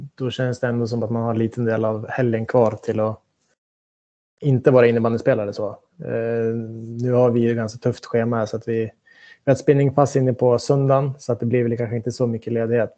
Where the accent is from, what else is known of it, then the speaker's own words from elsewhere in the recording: Västerås, Västmanland, Sweden; moved away; Jag slet på med mina träningar hemma i Västerås